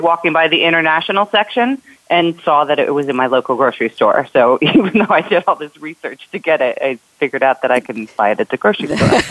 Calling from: Fort Lauderdale, Florida, United States; I'm calling from Fort Lauderdale, Florida, and it is sunny Florida today.

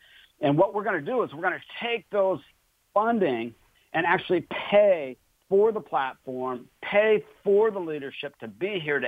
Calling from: Pensacola, Florida, United States; I'm actually calling in from Pensacola, Florida.

